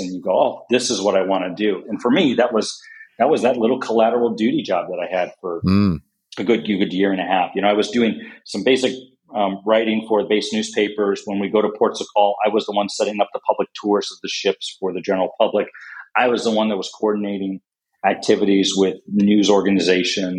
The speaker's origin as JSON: {"language": "English", "region": "East Coast of the United States", "country": "United States", "moved": "yes", "lives_now": "San Diego, United States", "said": "I'm originally from the East Coast of the United States."}